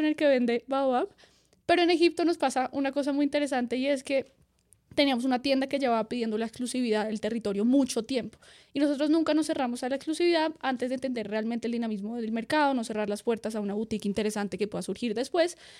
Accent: Colombia; nos vinimos desde Colombia hasta el otro lado del mundo

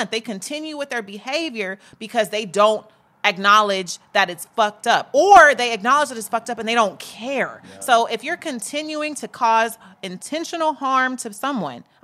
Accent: Chicago, Illinois, United States; You, from, you was in Georgia. I'm from Chicago.

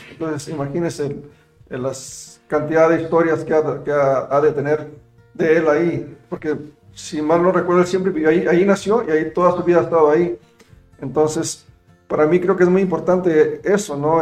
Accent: Mexico; moved away; also born or lived in United States; yo obviamente soy mexicano, pero me siento muy orgulloso de serlo

